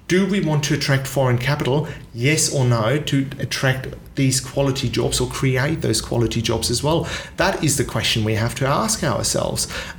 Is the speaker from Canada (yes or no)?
no; Australia; also born or lived in Singapore; My father was born in Germany, yet he's American, and I'm Australian, I grew up in Singapore.